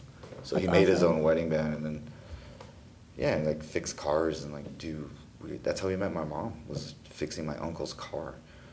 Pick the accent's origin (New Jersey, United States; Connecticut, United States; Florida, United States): Connecticut, United States; born there; also born or lived in Texas; No, I was born on a nuclear submarine base in Connecticut.